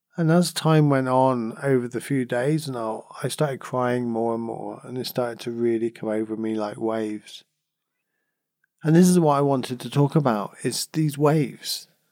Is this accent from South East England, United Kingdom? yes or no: no; Cornwall, South West England, United Kingdom; I come from Cornwall, and I still in Cornwall, you know, I was born here, and we're surrounded by beaches